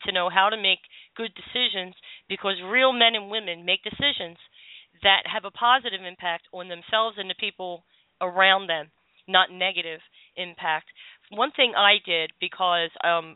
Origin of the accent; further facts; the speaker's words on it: Philadelphia, Pennsylvania, United States; I grew up in South Philly